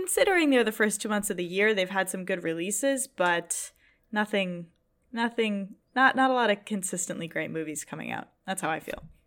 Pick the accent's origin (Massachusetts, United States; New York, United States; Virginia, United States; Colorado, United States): Massachusetts, United States; Boston; I'm from Boston